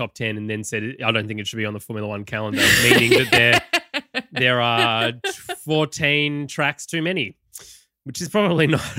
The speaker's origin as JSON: {"language": "English", "country": "Australia", "said": "because I'm Australian?"}